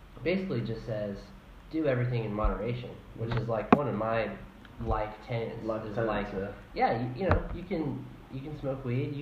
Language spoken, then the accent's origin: English; South Carolina, United States; in South Carolina, it's like by county. So the county of my hometown changed the law